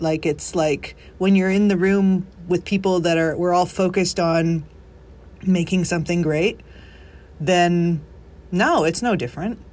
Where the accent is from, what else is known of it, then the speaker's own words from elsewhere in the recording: Canada; moved away as an adult; now in Nashville, United States; we're both from Canada